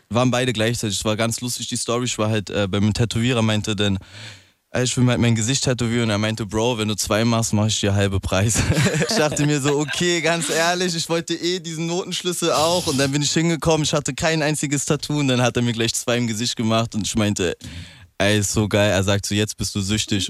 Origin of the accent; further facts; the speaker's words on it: Berlin, Germany; Ich bin ja Berliner